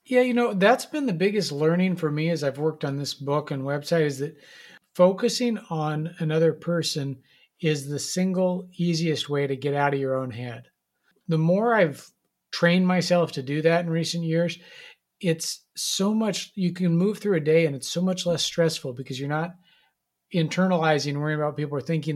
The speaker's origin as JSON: {"language": "English", "region": "Nebraska", "country": "United States", "tie": "born or raised there", "said": "I grew up in Nebraska"}